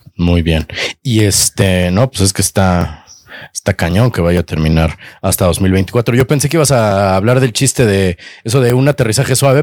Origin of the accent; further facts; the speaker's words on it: Mexico City, Mexico; para nosotros, como chilangos